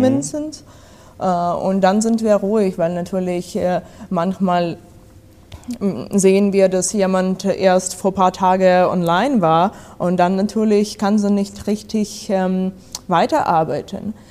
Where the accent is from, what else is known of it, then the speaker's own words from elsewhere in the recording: Odesa, Odesa Oblast, Ukraine; German is a second language; moved away; Ich komme aus Odessa, das ist am äh, Schwarzmeer